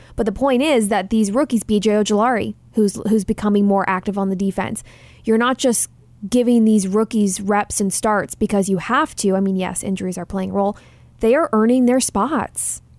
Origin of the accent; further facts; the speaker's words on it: Texas, United States; now in Phoenix, United States; my hometown team